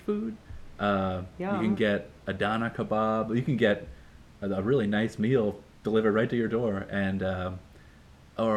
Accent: outside of Boston, Massachusetts, United States; moved away as an adult; now in New York City, United States; outside of Boston, closer to maybe 10 minutes from New Hampshire. And growing up

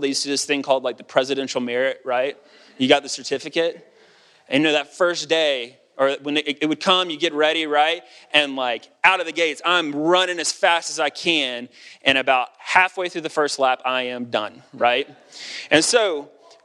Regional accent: United States; As an American

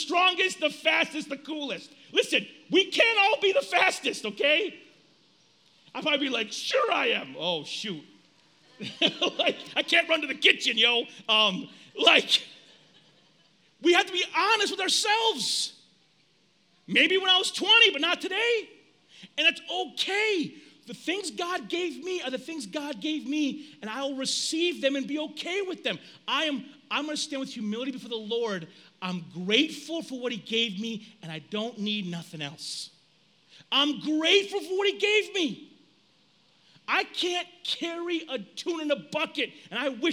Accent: United States; As Americans, we are a self-centered group of people

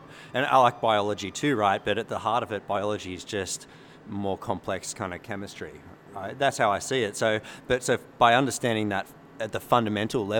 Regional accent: Australia; as an Australian

